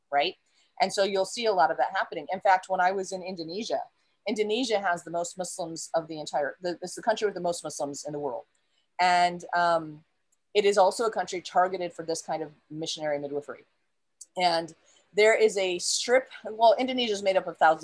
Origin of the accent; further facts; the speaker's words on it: United States; first language English; moved away; also born or lived in Saudi Arabia; I'm from America, but I lived in Saudi